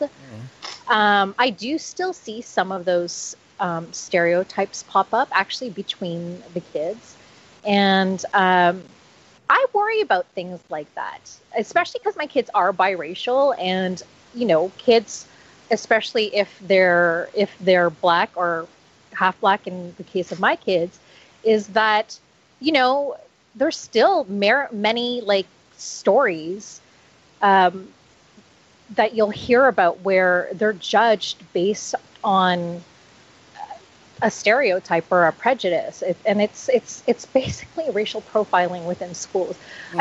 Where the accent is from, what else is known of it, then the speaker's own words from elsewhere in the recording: Toronto, Ontario, Canada; I was in the Catholic uh, Toronto Catholic School Board system